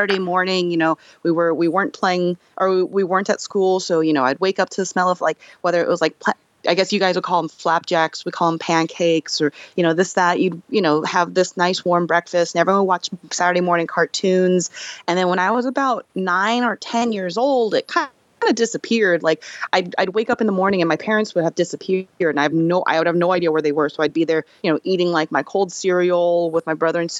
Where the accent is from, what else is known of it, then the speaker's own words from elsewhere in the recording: United States; as an American-born Korean, I experienced a bit of that, you know, when I was a kid.